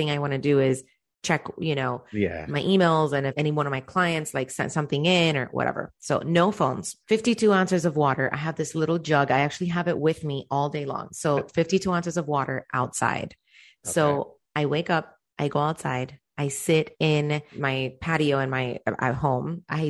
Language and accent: English; Cuba; born there; I was born in Cuba.